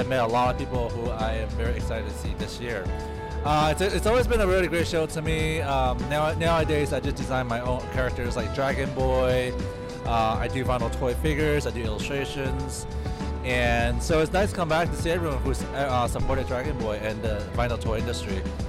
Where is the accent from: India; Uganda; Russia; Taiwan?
Taiwan; now in United States; I'm actually originally from Taiwan, but I've been in the US for the past 25 years.